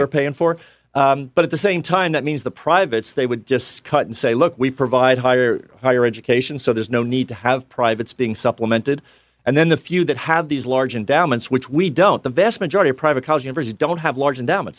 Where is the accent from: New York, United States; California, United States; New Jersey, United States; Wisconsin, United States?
New York, United States; New York City; moved away; also born or lived in Pennsylvania; I'm from Bronx, New York.